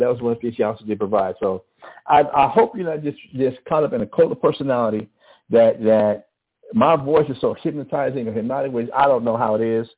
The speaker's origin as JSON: {"language": "English", "town": "Albuquerque", "region": "New Mexico", "country": "United States", "tie": "born or raised there", "accent": "mix of western Louisiana and West Texas", "said": "Growing up in Albuquerque, in the northeast side of Albuquerque, it's a crazy accent"}